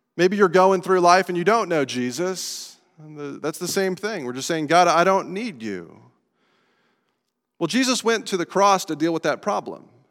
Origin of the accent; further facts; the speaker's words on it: Estes Park, Colorado, United States; moved away; I grew up in Estes Park in the, the mountains of Colorado